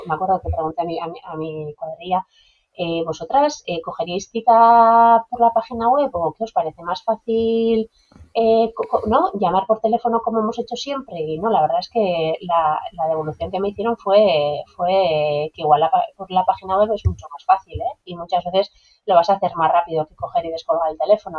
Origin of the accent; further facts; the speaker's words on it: San Sebastián, Basque Country, Spain; moved away as an adult; now in Zarautz, Spain; soy una chica de, Donosti, ¿vale? Donosti de Pro, eh, aunque bueno, llevo ya 14 años viviendo en Zarauz